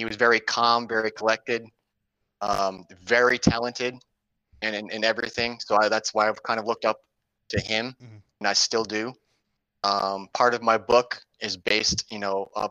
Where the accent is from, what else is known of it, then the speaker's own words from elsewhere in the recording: Kingston, New York, United States; I'm originally from Kingston, New York, which is outside of Albany.